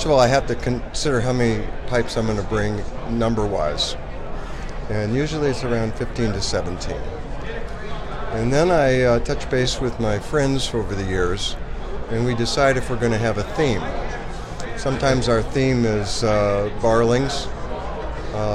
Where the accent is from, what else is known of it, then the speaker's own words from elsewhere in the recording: Horseshoe Bay, Texas, United States; I'm from Horseshoe Bay, Texas, right outside of Austin